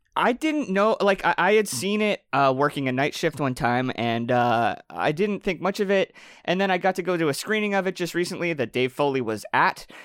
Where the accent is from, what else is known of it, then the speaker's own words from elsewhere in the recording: Canada; I'm Canadian